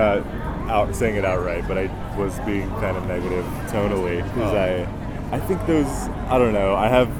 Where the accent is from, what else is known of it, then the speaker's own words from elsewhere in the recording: Orange County, California, United States; I'm from Orange County, so I used to go when I was younger.